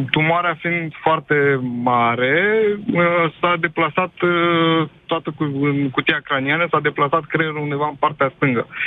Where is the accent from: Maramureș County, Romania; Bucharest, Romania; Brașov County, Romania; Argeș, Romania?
Bucharest, Romania; Uh, spitalul de stat din București, noi suntem din București